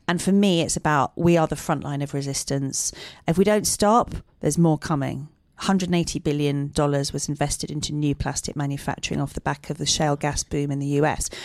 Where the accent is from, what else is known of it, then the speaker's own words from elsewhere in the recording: Dublin, Leinster, Ireland; I grew up in South County, Dublin